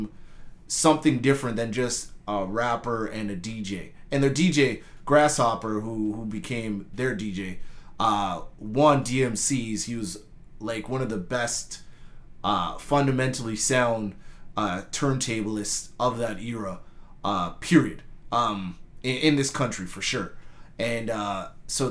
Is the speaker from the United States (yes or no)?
no; Winnipeg, Manitoba, Canada; moved away; also born or lived in Mississauga, Ontario; people knew I was from Winnipeg